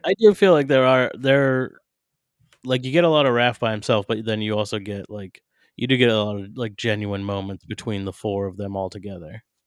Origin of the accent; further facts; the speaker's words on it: New Hampshire, United States; my home state of New Hampshire